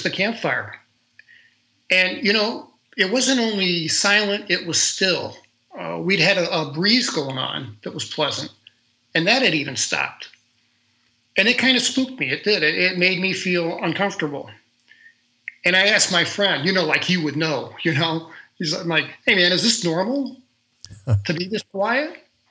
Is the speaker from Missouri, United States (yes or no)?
yes; St. Louis, Missouri, United States; I was from St. Louis, Missouri